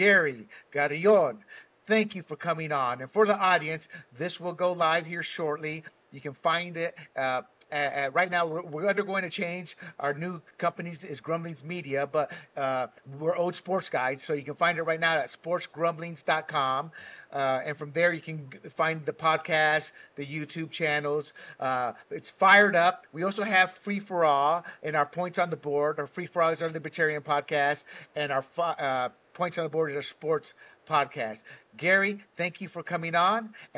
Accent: Panama; I was born and raised in Panama as a Latino, you know?

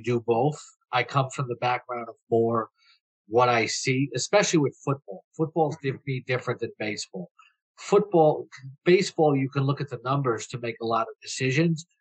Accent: New York City, New York, United States; moved away as an adult; now in Florida, United States; I'm from Flushing, Queens

